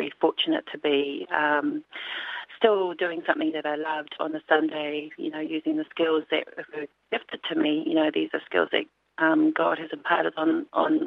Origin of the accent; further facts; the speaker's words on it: Auckland, New Zealand; growing up in Auckland and being part of a very religious family